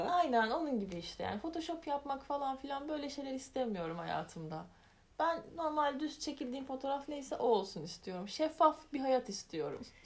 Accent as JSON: {"language": "Turkish", "town": "Elazığ", "region": "Elazığ Province", "country": "Turkey", "said": "Elazığlıyım bir kere."}